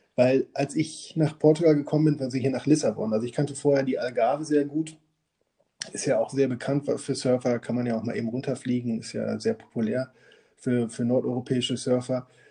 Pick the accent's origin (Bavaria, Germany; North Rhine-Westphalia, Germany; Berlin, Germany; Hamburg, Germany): North Rhine-Westphalia, Germany; Münster; moved away; wir kommen beide aus Münster